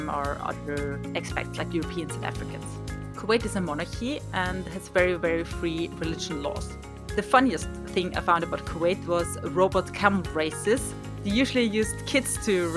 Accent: Austria; I come from Austria

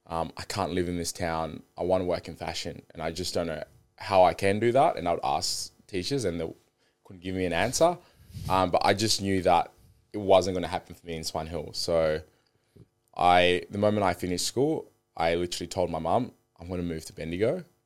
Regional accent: Zimbabwe; born there; moved away; So I was born in Zimbabwe. My mum was a politician

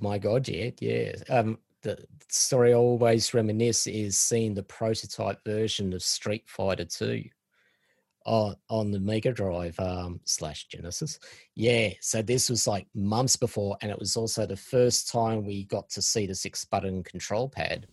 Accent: Australia; also born or lived in Sydney; us Aussies

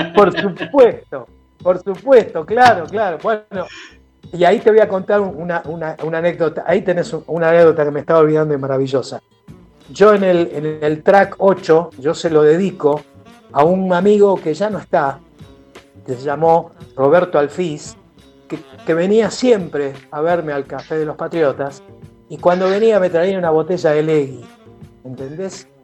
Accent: Buenos Aires, Argentina; somos del barrio de La Boca, yo nací en La Boca, yo nací en Garibaldi 1375

